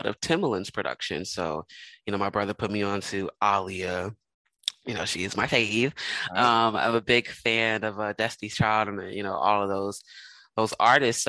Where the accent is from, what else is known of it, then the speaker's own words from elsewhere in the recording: Philadelphia, Pennsylvania, United States; moved away as an adult; also born or lived in Los Angeles; growing up in Philadelphia